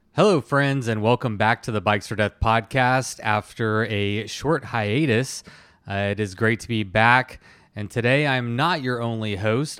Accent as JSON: {"language": "English", "region": "Texas", "country": "United States", "said": "I'm from Texas"}